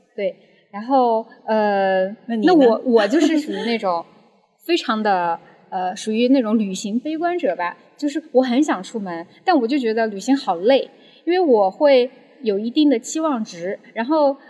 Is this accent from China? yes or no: yes; Chengdu, Sichuan, China; moved away as an adult; now in Shanghai, China; 一个九五后，然后是来自四川成都，所以…的熊猫也有，有一大部分原因是因为我是一个成都人，嗯，然后目前呢是在上海读博，然后我的专业是人工智能和医学的交叉领域